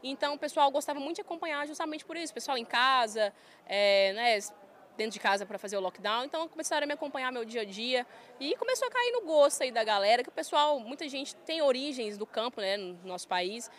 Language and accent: Portuguese; Goiânia, Goiás, Brazil; accent: goiano, roceirão; eu fui criada ali em Goiânia, bem perto da minha família